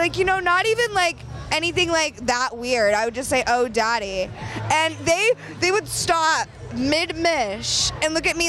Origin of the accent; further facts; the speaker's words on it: New Hampshire, United States; I'm from New Hampshire.